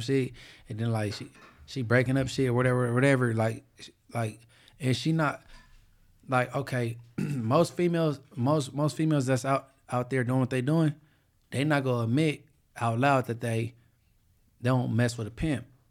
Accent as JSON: {"language": "English", "town": "Inglewood", "region": "California", "country": "United States", "said": "Inglewood, nigga, I'm from"}